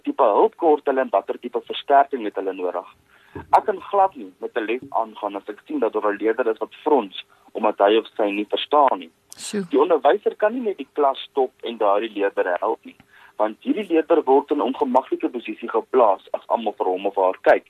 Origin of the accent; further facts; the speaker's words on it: West Rand, Gauteng, South Africa; also born or lived in Potchefstroom; Ek is oorspronklik van die Wesrand af.